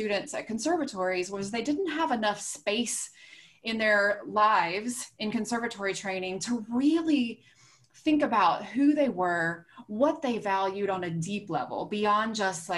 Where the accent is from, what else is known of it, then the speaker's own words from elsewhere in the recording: Southwest Virginia, United States; I grew up in Southwest Virginia